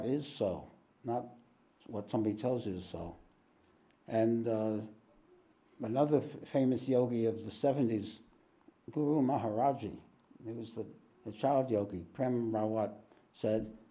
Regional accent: New York, United States; moved away; I'm from New York

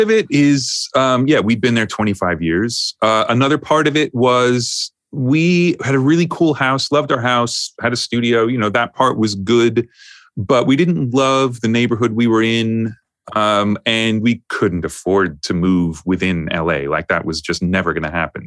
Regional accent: New York, United States; also born or lived in Los Angeles; now in United Kingdom; I grew up in New York

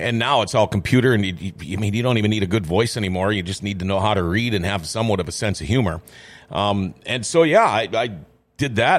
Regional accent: Thief River Falls, Minnesota, United States; also born or lived in Crookston, Minnesota / California / North Dakota; the beginning of fifth grade, we packed up and moved, uh, back to her hometown in Thief River. And so I consider Thief River Falls to be my hometown

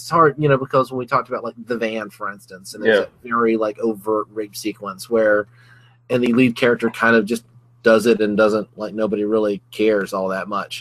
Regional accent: Alabama, United States; I'm from Alabama

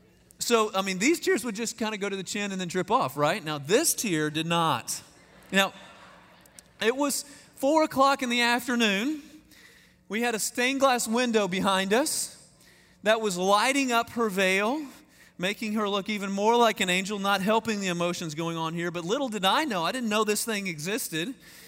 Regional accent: Texas, United States; I've never lived in Austin. I'm a hick from the Piney Woods of East Texas, is who I am.

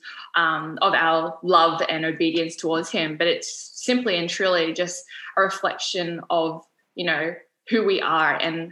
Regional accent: Sydney, New South Wales, Australia; moved away as an adult; now in Gold Coast, Australia; I was born and raised in Sydney, moved up to the Gold Coast to start studying medicine.

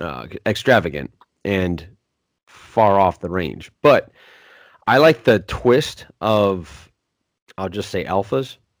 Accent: Williams Bay, Wisconsin, United States; born or raised there

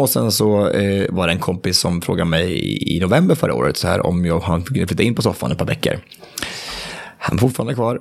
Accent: Hallsberg, Örebro County, Sweden; moved away; hemma i Hallsberg, där jag kommer ifrån

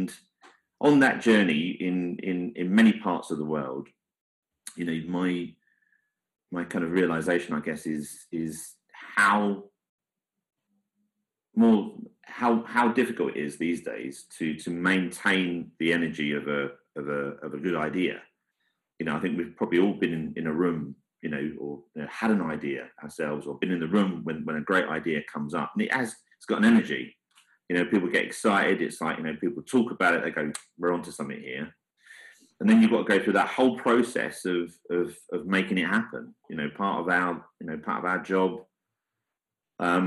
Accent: London, United Kingdom; I come from the East End. My dad was a prisoner of war for the whole duration

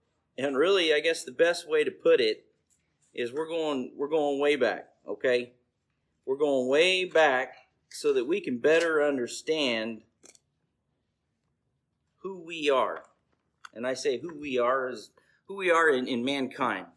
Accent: Bakersfield, California, United States; I was born and raised in Lower East Bakersfield

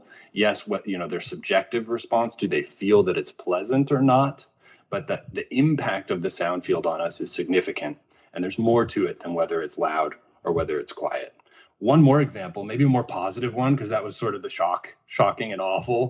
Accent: California, United States; I'm from the California coast, again, quiet in the sense that Santa Cruz beaches, you know, where I used to spend a lot of time, you don't have a lot of man-made noise

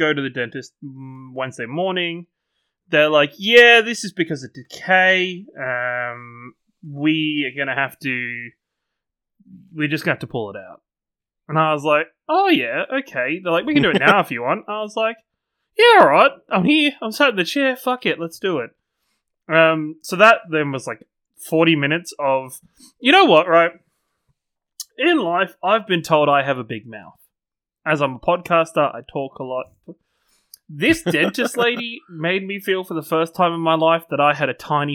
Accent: England, United Kingdom; I'm English.

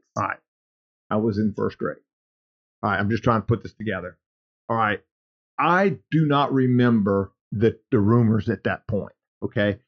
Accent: Lake Charles, Louisiana, United States; also born or lived in Cameron, Louisiana; sometime in my childhood, before we moved from Lake Charles to Cameron

